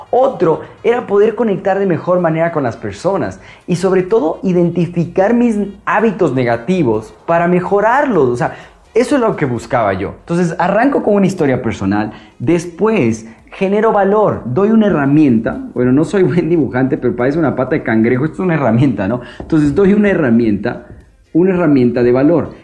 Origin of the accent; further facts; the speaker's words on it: Ambato, Tungurahua, Ecuador; also born or lived in Quito; yo vengo de una hermosísima ciudad llamada Ambato, yo soy de Ecuador, de Quito